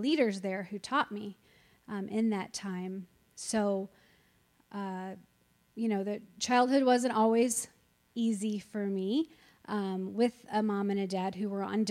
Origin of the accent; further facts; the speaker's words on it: Eureka, Illinois, United States; also born or lived in Congerville; So I grew up here in Eureka. I've always lived in Eureka, except a little tiny time when I didn't live in Eureka and I lived in Congerville.